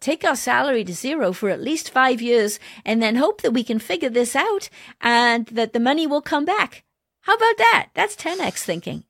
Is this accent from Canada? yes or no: no; Wales, United Kingdom; moved away; also born or lived in Detroit; I wanted to give back to my home country. I wanted to find a way to give back to Wales.